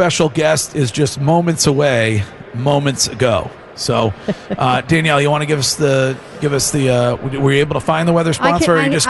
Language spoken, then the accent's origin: English; Stow, Massachusetts, United States; my hometown police department, the Stowe PD.